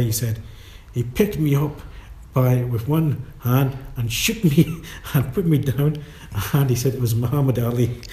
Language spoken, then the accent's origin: English; Glasgow, Scotland, United Kingdom; our house got condemned and knocked down by Glasgow City Council, mm-hmm. and we had to move to Charing Cross